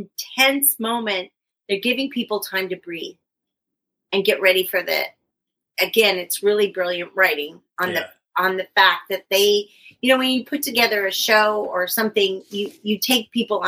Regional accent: Northern California, United States; moved away; I'm from Northern California

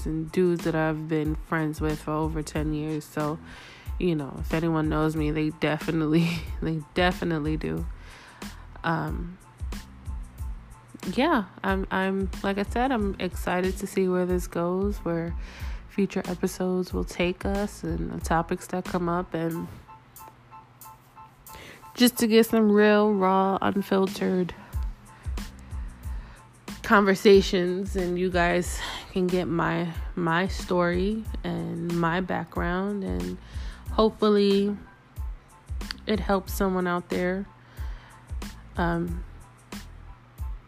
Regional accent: New York City, New York, United States; moved away as an adult; now in Las Vegas, United States; I am originally from New York. Yes, New York City. Harlem, to be exact

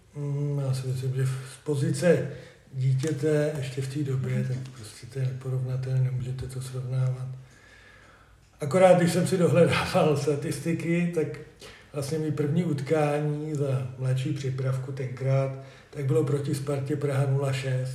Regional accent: Kladno, Central Bohemian Region, Czechia; moved away as an adult; now in Družec, Czechia; já jsem rodilý Kladeňák, jak bylo řečený, ale v roce 2000 jsem se přestěhoval do družce

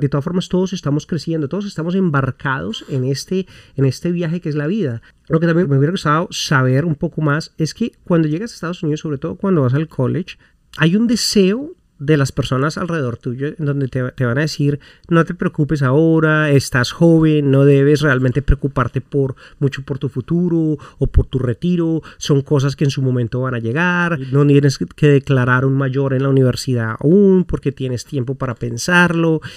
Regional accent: Colombia; moved away as an adult; now in United States; yo vengo de Colombia, un país en donde realmente la temperatura varía pero muy poco.

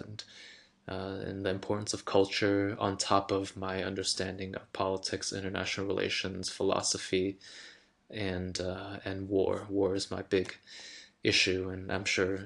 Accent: East Coast, United States; go back home to the East Coast

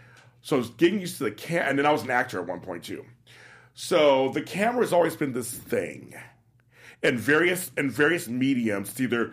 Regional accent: Louisiana, United States; Yeah, I'm from Louisiana. From Louisiana.

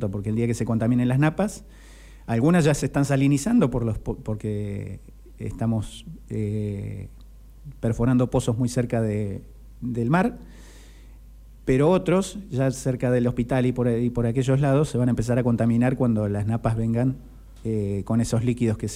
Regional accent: Necochea, Buenos Aires Province, Argentina; Yo soy de Necochea

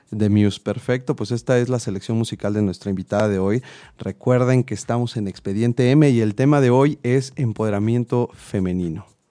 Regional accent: Mexico

